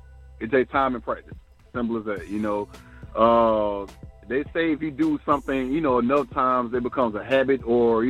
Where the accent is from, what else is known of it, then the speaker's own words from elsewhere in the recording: Atlanta, Georgia, United States; as a black man in Atlanta, that I was raised in the Atlanta public school system